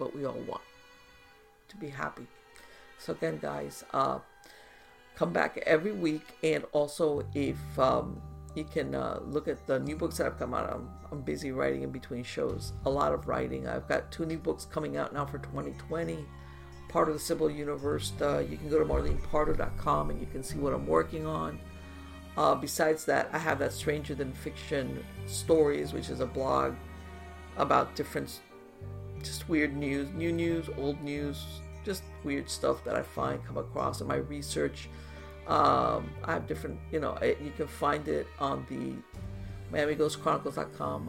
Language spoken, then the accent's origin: English; United States; as an American